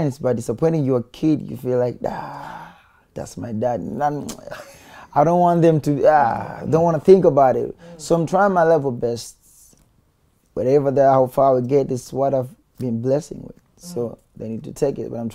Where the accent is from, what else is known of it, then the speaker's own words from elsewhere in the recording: Dar es Salaam, Tanzania; I'm from Tandale